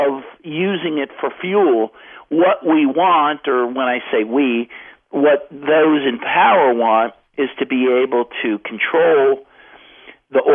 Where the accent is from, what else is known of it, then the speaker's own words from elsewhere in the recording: Cincinnati, Ohio, United States; I grew up in Cincinnati, Ohio.